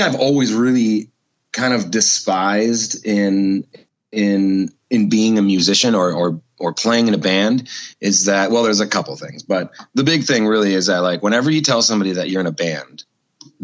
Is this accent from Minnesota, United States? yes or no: yes; Minneapolis, Minnesota, United States; I was born and raised in Minneapolis